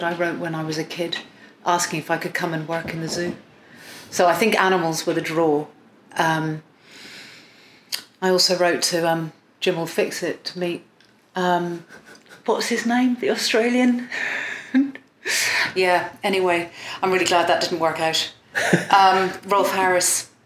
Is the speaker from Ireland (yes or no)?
yes; Ireland; accent: Irish; moved away; also born or lived in Iran / England; I'm entirely English and sound Irish. I'm not Irish at all. I have nothing. I raised there.